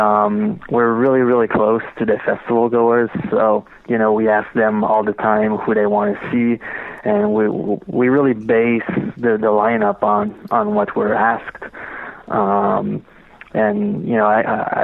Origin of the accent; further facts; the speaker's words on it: Montebello, Quebec, Canada; I lived in Montebello my whole life, which is a really small town in the middle of nowhere.